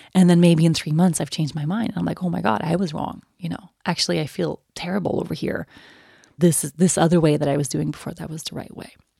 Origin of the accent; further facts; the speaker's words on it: Sweden; moved away as an adult; I turned eighteen and I moved away from Sweden